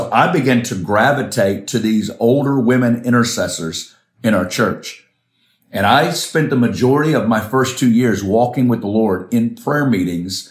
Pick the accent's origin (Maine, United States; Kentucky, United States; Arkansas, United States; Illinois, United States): Arkansas, United States; moved away; I'm originally from Arkansas in the States